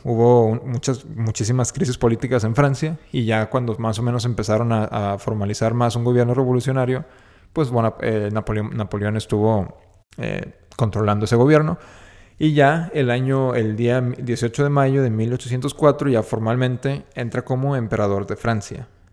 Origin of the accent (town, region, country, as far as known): Mexico